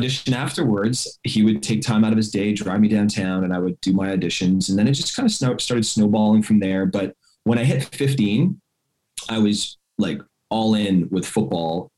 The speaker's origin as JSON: {"language": "English", "town": "Montreal", "region": "Quebec", "country": "Canada", "said": "I'm from Montreal, Canada. So I'm from Montreal"}